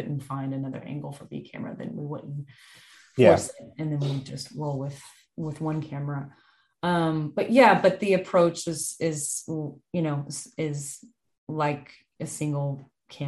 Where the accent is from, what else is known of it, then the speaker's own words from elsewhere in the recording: the South, Southern United States, United States; being a Southerner, I hadn't experienced that much winter before.